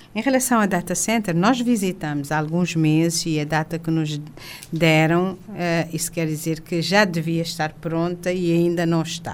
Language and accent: Portuguese; Cape Verde; todos somos cabo-verdianos